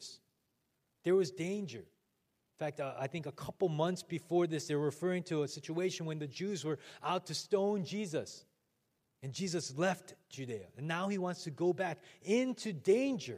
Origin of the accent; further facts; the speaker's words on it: Chicago, Illinois, United States; moved away; I am from Chicago